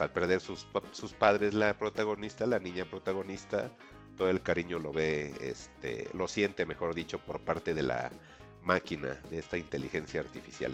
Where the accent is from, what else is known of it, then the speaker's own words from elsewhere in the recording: Mexico; como mexicanos lo vamos a entender